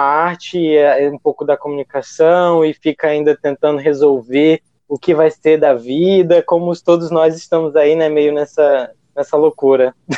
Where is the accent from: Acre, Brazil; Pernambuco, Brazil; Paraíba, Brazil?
Acre, Brazil; sou acriano